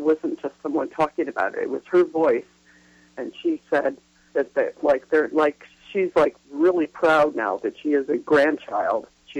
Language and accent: English; Oak Park, Illinois, United States; we grew up like just a few miles from each other. She's from Park Ridge, Illinois. I'm from Oak Park, Illinois.